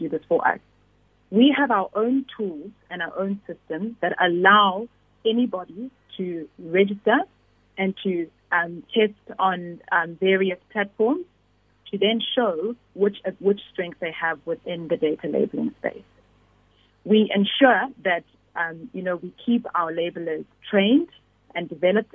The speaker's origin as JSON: {"language": "English", "region": "KwaZulu-Natal", "country": "South Africa", "tie": "born or raised there", "said": "I grew up in KwaZulu-Natal"}